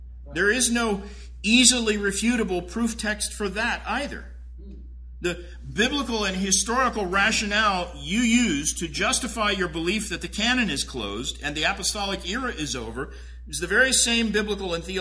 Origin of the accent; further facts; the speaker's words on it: Tulsa, Oklahoma, United States; I grew up in Tulsa